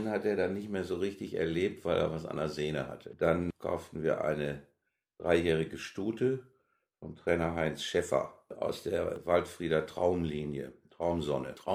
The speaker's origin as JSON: {"language": "German", "town": "Gütersloh", "region": "North Rhine-Westphalia", "country": "Germany", "said": "komme aus Gütersloh, ja."}